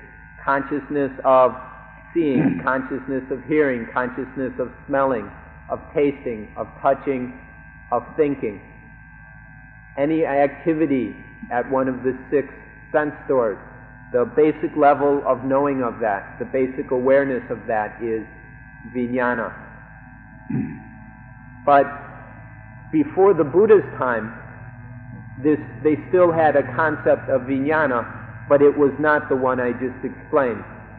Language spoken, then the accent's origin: English; Thailand; I myself, when I was a small child growing up in Thailand, when I was a little boy, I was taught this as well.